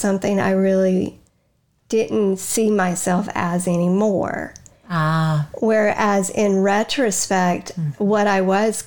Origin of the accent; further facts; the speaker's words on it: Huntsville, Alabama, United States; moved away as an adult; now in North Carolina, United States; We're going back to Huntsville, Alabama.